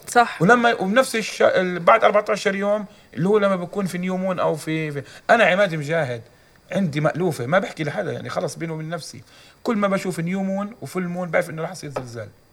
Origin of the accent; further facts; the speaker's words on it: Jordan; عندنا في الاردن